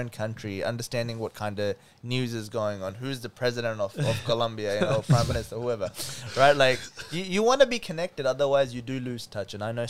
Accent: India; English is a second language; now in Australia; let's say I come from India, and I know how to speak my language. I can speak it fluently

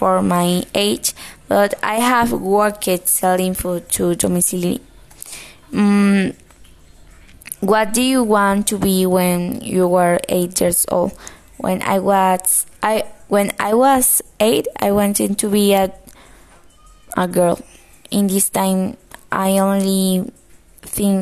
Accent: Cali, Valle del Cauca, Colombia; English is a second language; I was born in Cali.

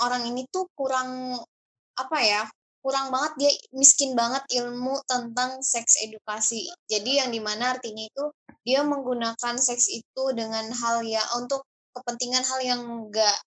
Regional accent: Saudi Arabia; moved away; gue kan berasal dari Saudi

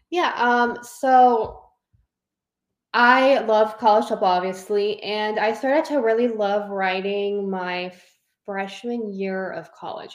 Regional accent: Southern California, United States; I grew up in Southern California

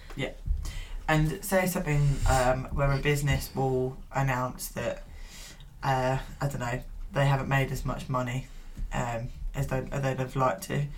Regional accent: United Kingdom; I always feel ashamed to be British

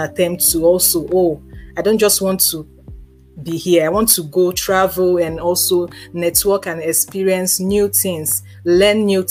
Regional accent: Lagos, Nigeria; I grew up in Ajegunle for the first 20-something years of my life

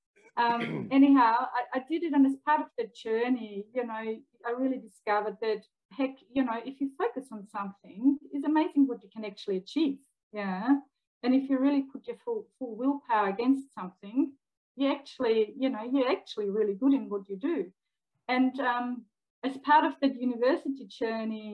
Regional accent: Austria; moved away as an adult; now in Melbourne, Australia; Even though I work and live in Melbourne, Australia, since something like 17 years now, I'm actually originally from Austria

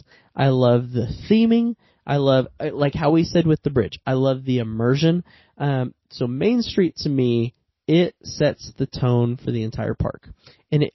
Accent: Hannibal, Missouri, United States; I am from Hannibal, Missouri.

